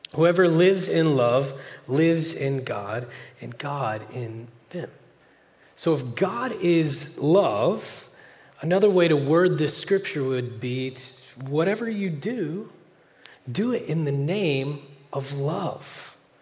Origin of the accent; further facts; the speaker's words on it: Oklahoma, United States; moved away as an adult; now in California, United States; I'm from Oklahoma originally, but I've lived in California eight years now